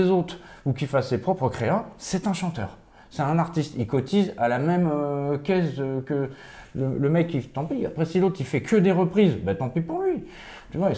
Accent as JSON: {"language": "French", "country": "Switzerland", "said": "Ouais, je viens de Suisse"}